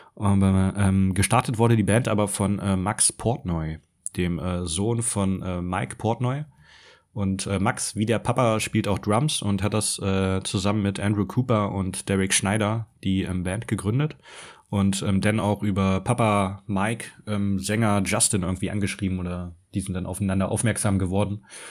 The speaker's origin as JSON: {"language": "German", "town": "Stuttgart", "region": "Baden-Württemberg", "country": "Germany", "said": "als Stuttgarter"}